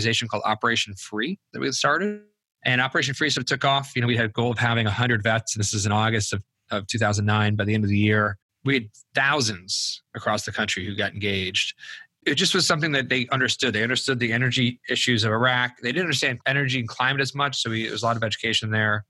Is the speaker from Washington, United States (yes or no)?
no; Buffalo, New York, United States; moved away as an adult; also born or lived in Cleveland, Ohio; I grew up in Buffalo, New York